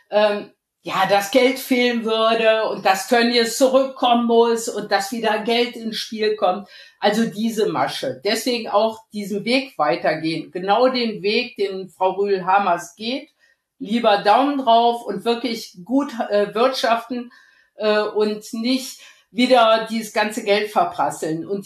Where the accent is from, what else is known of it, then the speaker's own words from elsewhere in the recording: Rhineland, Germany; Ich bin ja aus dem Rheinland und äh, wenn ich wenn dann schon mal rauskommt, dass ich äh, so dick Schalke bin oder mitfahre, was dann einige nicht verstehen